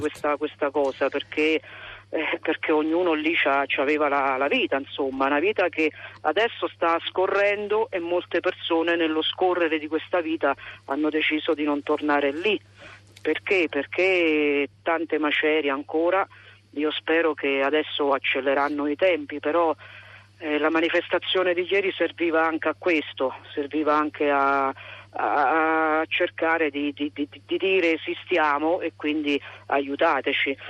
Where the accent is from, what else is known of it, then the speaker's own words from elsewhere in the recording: Accumoli, Lazio, Italy; residenti effettivi, quelli che vivevano nel mio paese eh, e nelle frazioni, noi siamo circa 300